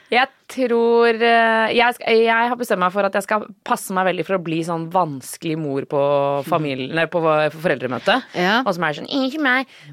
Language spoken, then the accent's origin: Norwegian; Norway; Men eh, jo, det er jo enten det eller å være hjemme i Norge, da.